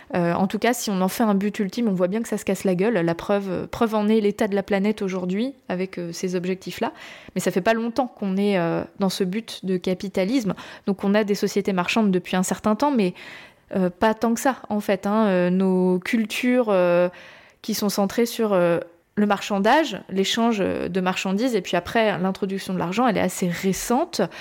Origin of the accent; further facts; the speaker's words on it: France; je suis française